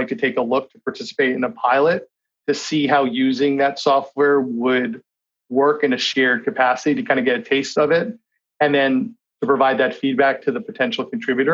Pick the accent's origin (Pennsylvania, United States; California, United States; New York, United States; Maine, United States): Maine, United States; Kennebunkport; moved away; in Maine, again, which is where I'm from, I grew up in Kennebunkport, Maine